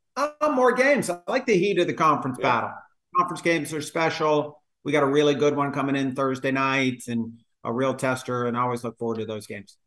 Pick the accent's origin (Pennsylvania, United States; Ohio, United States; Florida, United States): Florida, United States; Tampa; I grew up in Tampa